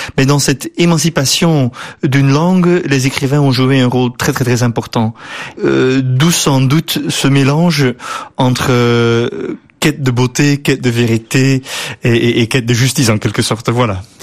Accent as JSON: {"language": "French", "town": "Bruges", "region": "Flanders", "country": "Belgium", "tie": "born or raised there", "also_born_or_lived": "England / Netherlands", "accent": "West Flemish", "second_language": "French", "moved": "as an adult", "lives_now": "Brussels, Belgium", "said": "on vient de la même région, on vient de la Flandre occidentale avec cet accent euh, qui lui est là et moi aussi"}